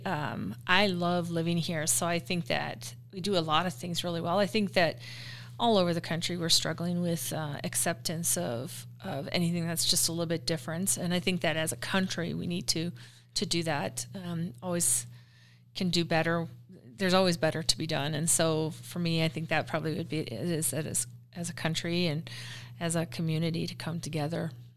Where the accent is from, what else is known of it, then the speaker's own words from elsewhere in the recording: Minnesota, United States; also born or lived in Denver; now in Riverton, United States; I'm from Minnesota originally. I grew up in a fairly small town there